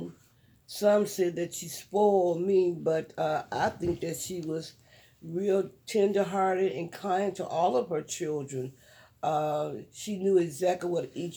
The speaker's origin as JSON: {"language": "English", "town": "Cleveland", "region": "Ohio", "country": "United States", "said": "I'm from Cleveland, Ohio, best location in the nation"}